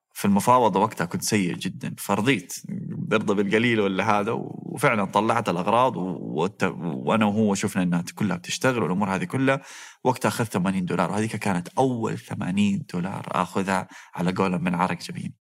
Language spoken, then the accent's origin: Arabic; Saudi Arabia; also born or lived in Toronto, Canada / Waterloo, Canada; قلت له من السعودية